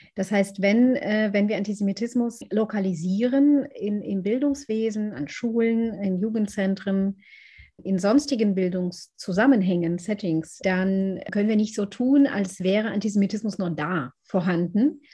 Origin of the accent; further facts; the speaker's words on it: Israel; now in Berlin, Germany; ich bin in Israel aufgewachsen